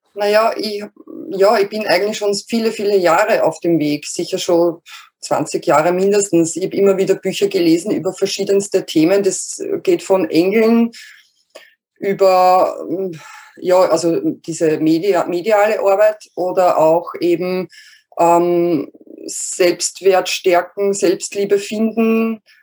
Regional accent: Lower Austria, Austria; ich komme aus Österreich, also aus Niederösterreich, ähm, südlich von Wien

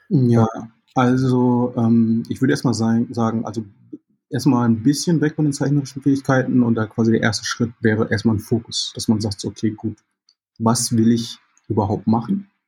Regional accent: Jamaica; now in Germany; Ich äh, bin Jamaikaner, gebürtiger Jamaikaner und habe noch die jamaikanische Staatsbürgerschaft

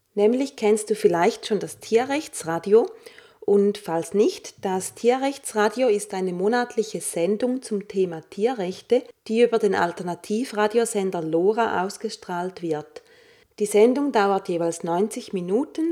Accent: St. Gallen, Switzerland; moved away; St. Gallen auch meine alte Heimatstadt ist

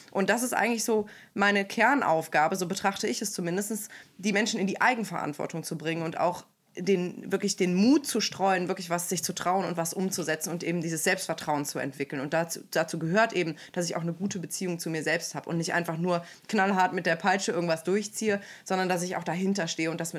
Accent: Aachen, North Rhine-Westphalia, Germany; Ich komme aus Aachen und arbeite dort als Empowerment Coach

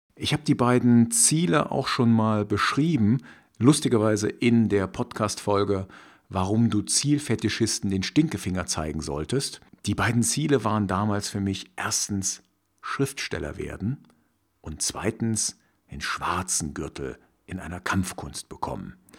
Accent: former East Germany, Germany; Ich stamme nämlich aus der ehemaligen DDR, also sprich aus dem Osten von Deutschland. Damals gab es zwei Staaten und ich bin in der DDR aufgewachsen

